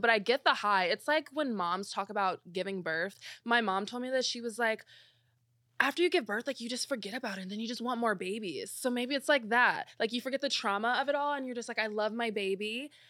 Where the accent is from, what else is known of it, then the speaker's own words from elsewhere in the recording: Belleville, Illinois, United States; moved away as an adult; also born or lived in Missouri / St. Louis; I'm from Belleville, Illinois.